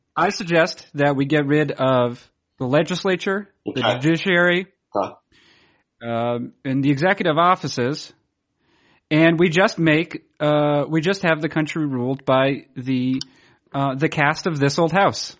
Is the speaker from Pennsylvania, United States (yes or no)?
no; New Hampshire, United States; now in Maine, United States; I grew up in New Hampshire